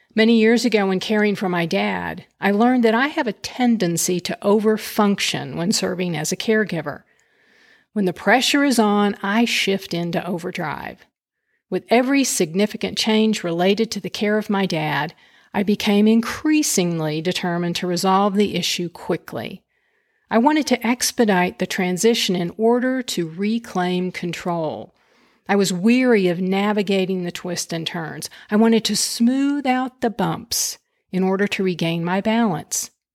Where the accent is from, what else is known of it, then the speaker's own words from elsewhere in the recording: Lubbock, Texas, United States; moved away; also born or lived in Houston, Texas; residing in my hometown of Lubbock, Texas